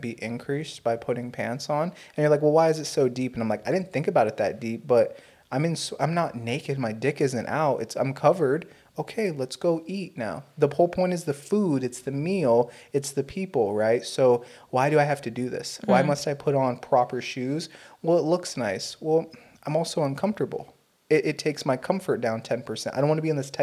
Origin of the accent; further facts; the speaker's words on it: United States; as an American